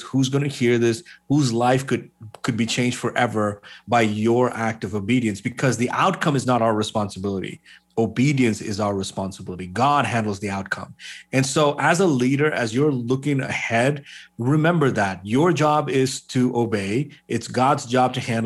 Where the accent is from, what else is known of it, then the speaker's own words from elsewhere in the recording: Bahrain; moved away as an adult; also born or lived in Kerala, India; I grew up in the Middle East. I grew up in a place called Bahrain.